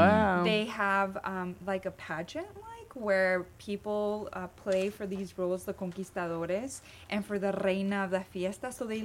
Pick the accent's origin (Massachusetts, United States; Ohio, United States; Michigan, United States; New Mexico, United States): New Mexico, United States; Santa Fe; moved away as an adult; also born or lived in Albuquerque, New Mexico / Washington, D.C.; now in Dallas, United States; So I grew up in Santa Fe. My parents are from Chihuahua. They're from a small town called Cuauhtémoc. And really, half of my family is still there.